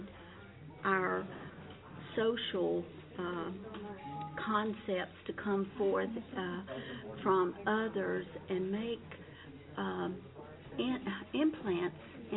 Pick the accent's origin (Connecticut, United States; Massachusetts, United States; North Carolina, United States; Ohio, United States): North Carolina, United States; also born or lived in Hickory, North Carolina; I'm from North Carolina